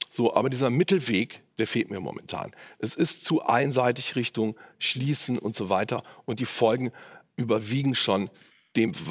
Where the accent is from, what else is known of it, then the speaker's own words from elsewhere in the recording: Cologne, North Rhine-Westphalia, Germany; sind auf äh, meine Heimatstadt Köln umgerechnet 0,09 1 Prozent.